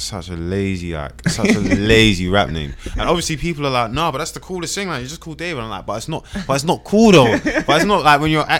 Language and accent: English; London, United Kingdom; also born or lived in Brixton / Streatham; I was born in South London. My mum. You know, heritage is from Nigeria